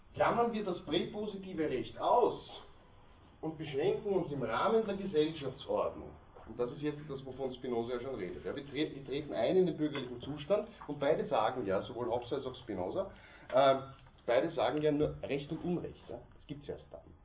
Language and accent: German; Austria; bei uns in Österreich